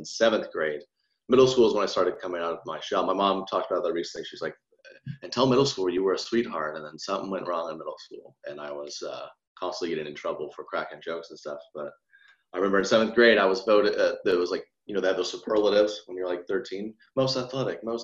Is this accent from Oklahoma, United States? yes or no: yes; Edmond, Oklahoma, United States; born and raised in Edmond. Nice suburb of Oklahoma City.